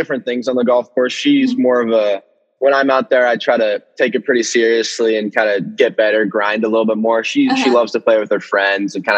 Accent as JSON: {"language": "English", "region": "Southern California", "country": "United States", "tie": "born or raised there", "moved": "yes", "lives_now": "Washington, United States", "said": "I grew up in Southern California"}